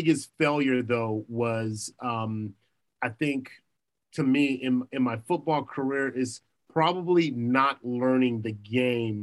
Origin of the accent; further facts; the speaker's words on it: Los Angeles, California, United States; I'm from Crenshaw, I'm from Crenshaw, I went to Crenshaw